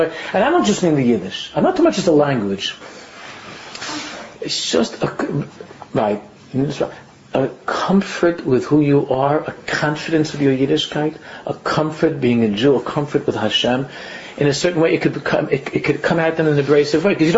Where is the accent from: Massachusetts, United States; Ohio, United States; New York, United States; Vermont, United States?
New York, United States; New York City; I grew up in Queens